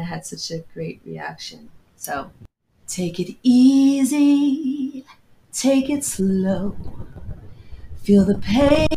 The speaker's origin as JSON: {"language": "English", "region": "New Jersey", "country": "United States", "tie": "born or raised there", "also_born_or_lived": "London, United Kingdom / Jamaica", "said": "I'm a Jamaican girl born in London, raised in Jersey"}